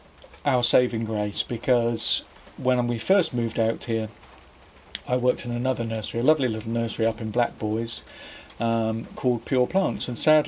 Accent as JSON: {"language": "English", "town": "Beer", "region": "South West England", "country": "United Kingdom", "tie": "born or raised there", "also_born_or_lived": "London / Brighton", "moved": "as an adult", "lives_now": "Loughton, United Kingdom", "said": "Devon. I grew up in Devon, okay. A little fishing village called Beer."}